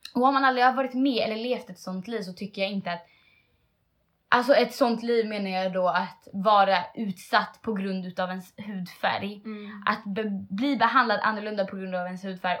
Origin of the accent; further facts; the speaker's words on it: Sweden; jag är själv en svensk tjej. Liksom. Jag har mm. blivit uppvuxen äh, i en vanlig svenssonfamilj.